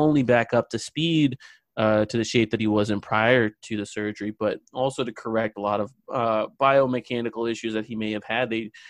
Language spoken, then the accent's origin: English; India; also born or lived in Australia; Well, yeah, I'm Indian. I lived in Australia for about 4 years when I was young.